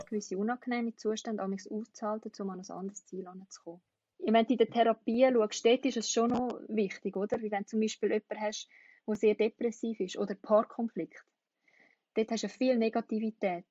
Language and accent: German; Switzerland; in der Schweiz